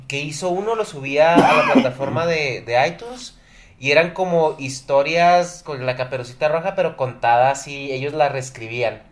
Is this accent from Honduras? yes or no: no; Chihuahua, Mexico; somos de Chihuahua